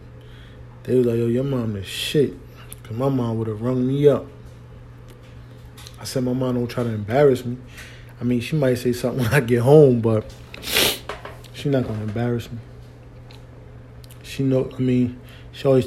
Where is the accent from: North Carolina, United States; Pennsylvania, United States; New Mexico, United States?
Pennsylvania, United States; Philadelphia; moved away as an adult; also born or lived in Washington, D.C.; although I was raised in Philly, I became a man in D.C.